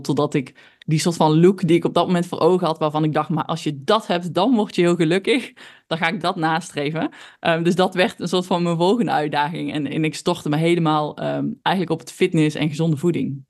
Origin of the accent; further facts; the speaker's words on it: North Brabant, Netherlands; accent: Brabant; ik ben opgegroeid in een heel klein dorpje in Brabant. Nou, dat eh, heeft mijn accent denk ik alweer verklapt